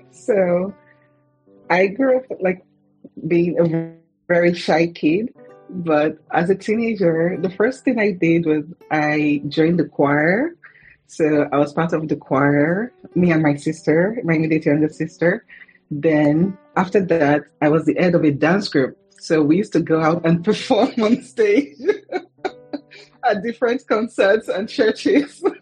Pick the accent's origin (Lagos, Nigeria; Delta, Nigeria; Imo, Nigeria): Delta, Nigeria; Warri; I was born in Warri, Nigeria, and uh, I um, I was the second in a family of four